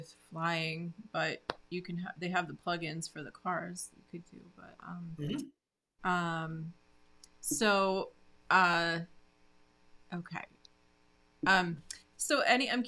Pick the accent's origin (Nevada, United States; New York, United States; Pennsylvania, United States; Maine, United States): New York, United States; Glens Falls; my hometown of Glens Falls, New York